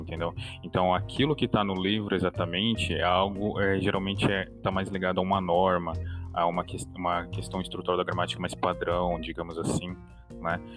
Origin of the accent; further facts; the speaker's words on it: Brazil; first language Portuguese; eu sou brasileiro, se eu falo português brasileiro como língua nativa